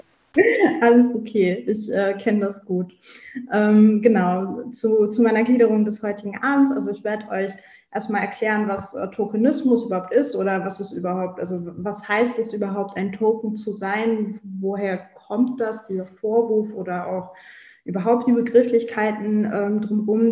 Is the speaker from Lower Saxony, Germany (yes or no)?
yes; Hanover, Lower Saxony, Germany; ich komme aus Hannover